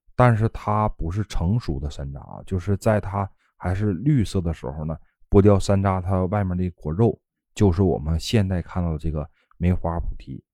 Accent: Northeast China, China; moved away; 在东北啊，这种树非常常见，啊，我老家的房子门口儿啊，就有这种不少的树

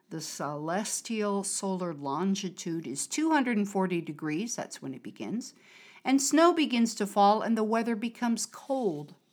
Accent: Connecticut, United States; moved away; since I'm from Connecticut

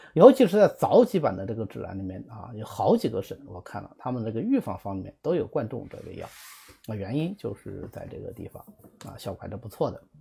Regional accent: Zhejiang, China; 我们浙江人

